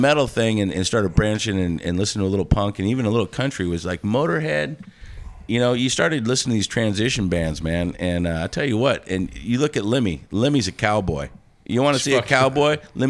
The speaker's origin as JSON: {"language": "English", "town": "Poulsbo", "region": "Washington", "country": "United States", "tie": "born or raised there", "said": "I'm an 80s kid too, so it was all... Where I grew up in Paulsbo"}